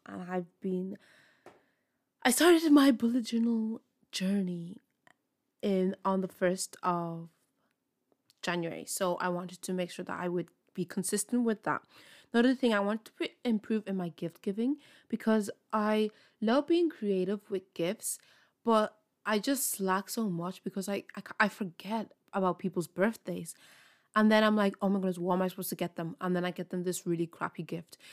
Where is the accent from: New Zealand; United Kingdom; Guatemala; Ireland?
Ireland; I'm from Ireland